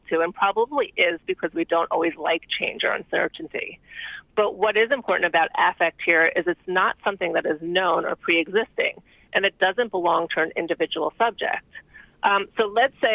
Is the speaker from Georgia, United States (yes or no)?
no; New York City, New York, United States; I'm from New York City.